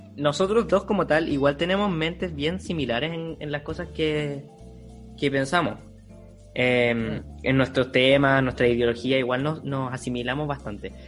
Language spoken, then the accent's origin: Spanish; Chile; Somos chilenos de sangre pura